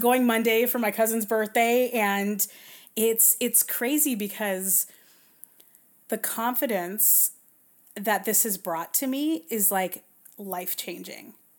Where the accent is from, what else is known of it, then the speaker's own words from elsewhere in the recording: Southern California, United States; I'm born and raised in Southern California, around surf culture